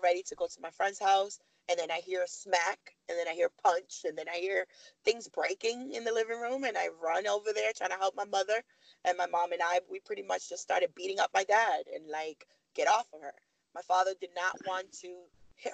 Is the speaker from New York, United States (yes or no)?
yes; New York City, New York, United States; moved away as an adult; also born or lived in Miami; now in Virginia, United States; I grew up in Harlem